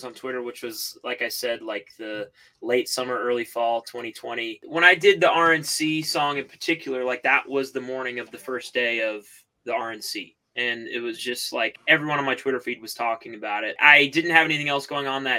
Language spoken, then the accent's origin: English; Chattanooga, Tennessee, United States; also born or lived in Red Bank, Tennessee; I grew up in the Hickson area. I went to Soddy Daisy High School